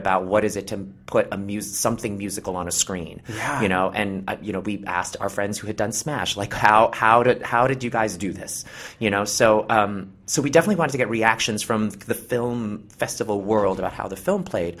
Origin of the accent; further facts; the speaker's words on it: New York City, New York, United States; I grew up in New York City. My parents actually, I'm from Brooklyn